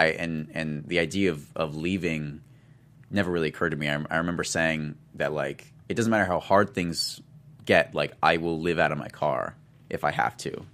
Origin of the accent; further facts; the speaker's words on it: Tumwater, Washington, United States; moved away; I'm from, uh, I'm from Tumwater